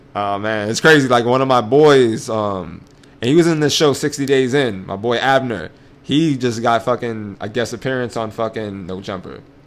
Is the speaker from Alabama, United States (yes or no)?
no; New York City, New York, United States; So we're from New York, right? Yep. And we basically have our own fucking language.